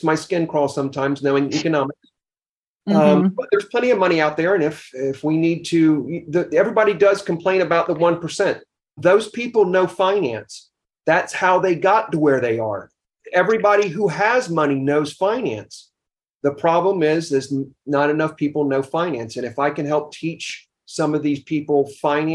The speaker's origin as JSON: {"language": "English", "region": "the South", "country": "United States", "tie": "born or raised there", "said": "I grew up in the South"}